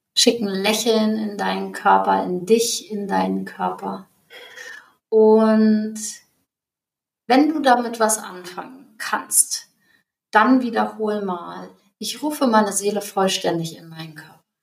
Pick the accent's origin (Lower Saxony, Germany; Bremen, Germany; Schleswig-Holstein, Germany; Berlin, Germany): Schleswig-Holstein, Germany; North Frisia; moved away; ich komme aus hier Nordfriesland